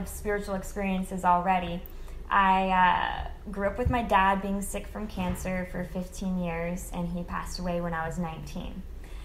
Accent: Midwest, United States; now in Los Angeles, United States; I grew up in the Midwest

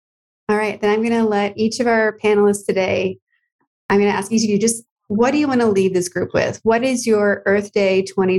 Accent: Massachusetts, United States; We're all connected. We're all from Massachusetts.

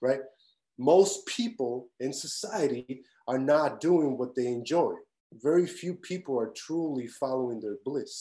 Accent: Tijuana, Baja California, Mexico; moved away; where I grew up in Tijuana

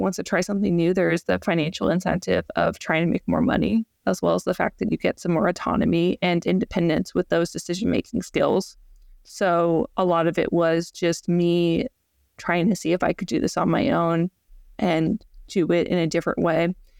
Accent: Georgia, United States; moved away as an adult; now in Florida, United States; So yeah, like I'm originally from Georgia, and I ended up moving to Florida to pursue my PhD at Florida State.

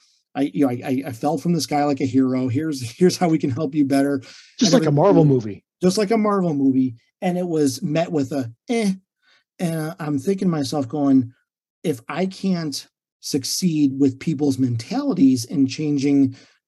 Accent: Illinois, United States; moved away as an adult; now in Treasure Coast, Florida, United States; living in and growing up in Illinois

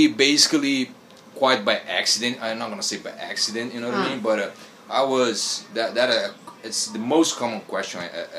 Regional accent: Brazil; English is a second language; also born or lived in Buenos Aires, Argentina / Los Angeles, United States; now in Tokyo, Japan; Yes, my parents are Japanese, but I was born and raised in Brazil, and I don't speak Brazilian, I speak Portuguese, as many people don't know it, and yes, I speak Spanish a little bit, because I also live a little bit in Argentina, Buenos Aires, for around 9 months.

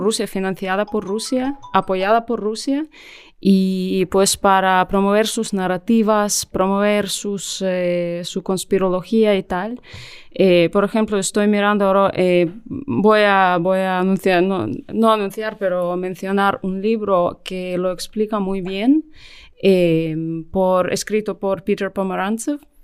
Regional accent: Ukraine; Spanish is a second language; moved away as an adult; also born or lived in London; yo trabajaba como periodista en Ucrania eh, más de 10 años y luego eh, me mudé a Londres

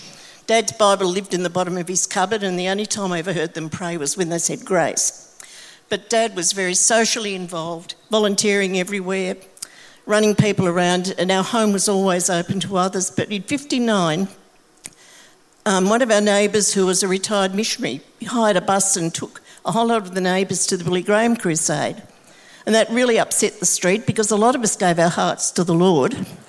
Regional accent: Geelong, Victoria, Australia; I actually was born in Geelong during the Second World War. And when I was born, we stayed with a family of great-grandparents, grandparents, my mum, my auntie and myself, living in a three-bedroom house right down on near the station.

